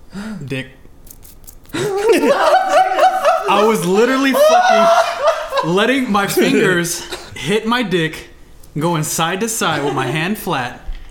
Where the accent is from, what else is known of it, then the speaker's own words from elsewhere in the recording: Chihuahua, Mexico; I'm from Chihuahua.